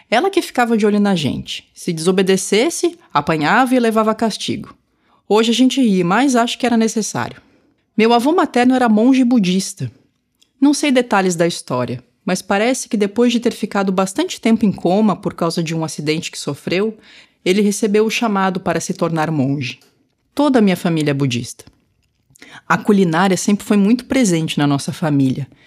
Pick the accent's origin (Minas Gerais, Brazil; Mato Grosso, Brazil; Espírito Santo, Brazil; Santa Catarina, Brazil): Santa Catarina, Brazil; Florianópolis; Tenho lembranças da minha infância em Florianópolis, mas pouca coisa da cultura tradicional asiática.